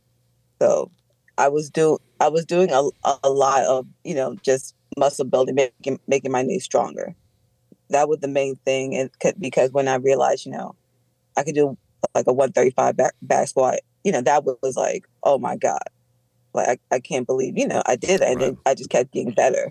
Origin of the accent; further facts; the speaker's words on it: Charlotte, North Carolina, United States; also born or lived in New York; I was born in New York. And then my mother and my aunt owned the temp agency, and they were expanding. With one of the large clients came down here. So that's how I ended up in Charlotte. I went to Harding